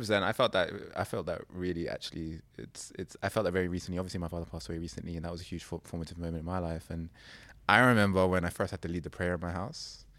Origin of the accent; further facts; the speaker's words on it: United Kingdom; accent: British; my accent's very British